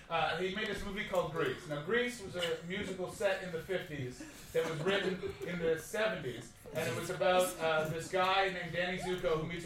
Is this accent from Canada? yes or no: no; Czechia; So I'm from Czech Republic.